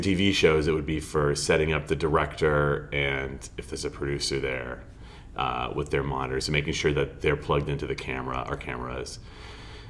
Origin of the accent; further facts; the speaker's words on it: Melrose, Massachusetts, United States; moved away as an adult; also born or lived in Dallas, Texas; I'm from Boston. I grew up in Melrose and went to high school there.